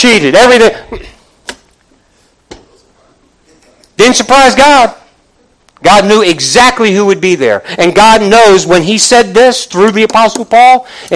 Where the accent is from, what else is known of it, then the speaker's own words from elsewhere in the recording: Northeast, United States; I'm from the Northeast